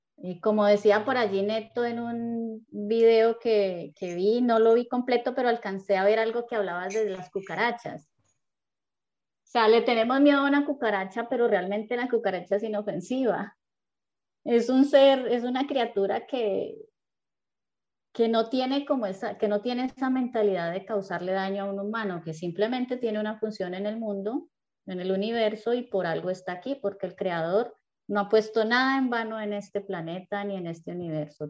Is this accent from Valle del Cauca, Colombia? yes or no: yes; Cali, Valle del Cauca, Colombia; yo también soy de Cali.